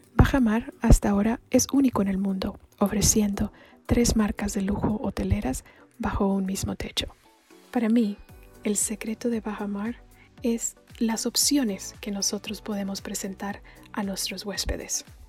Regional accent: Colombia; also born or lived in Ecuador / Chile; now in Mexico; soy colombiana de nacimiento, pero mexicana de corazón.

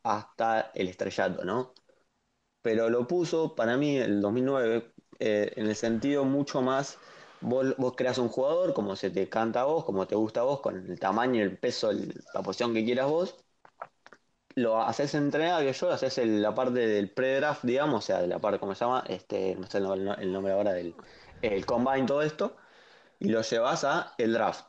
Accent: Argentina; soy argentino

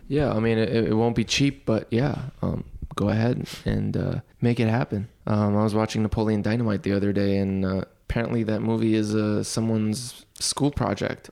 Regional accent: Dukhan, Al Shahaniya, Qatar; Although I grew up here in the Middle East, but I grew up within a Western community in Dukhan on the West Coast

